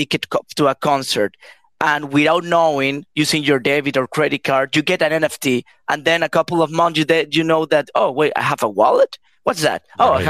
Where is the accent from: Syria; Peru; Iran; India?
Peru; I'm from Peru